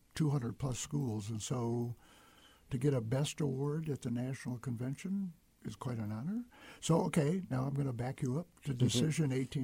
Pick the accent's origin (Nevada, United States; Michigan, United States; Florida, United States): Michigan, United States; moved away; Back to my home state of Michigan and Mackinac Island.